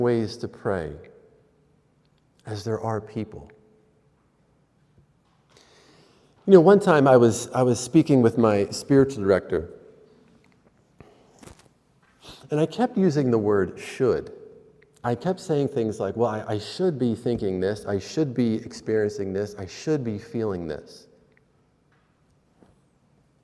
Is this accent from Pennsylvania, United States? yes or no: yes; Pennsylvania, United States; I'm from Pennsylvania